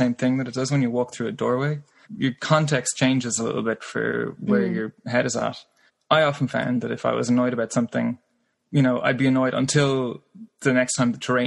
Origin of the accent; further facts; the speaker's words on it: Ireland; growing up in Ireland, you know, you're not really afraid of cows